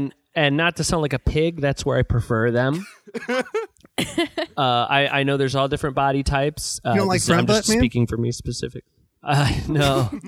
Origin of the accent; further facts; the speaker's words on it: Los Angeles, California, United States; I'm from Los Angeles, and I can't get a ticket.